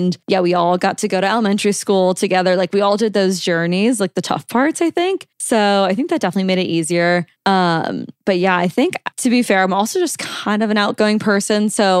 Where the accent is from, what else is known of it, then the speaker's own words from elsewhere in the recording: Omaha, Nebraska, United States; also born or lived in Texas / Georgia; I mean, obviously I would definitely say I'm from Omaha. I don't really claim Texas or Georgia very much, but I think moving around as a child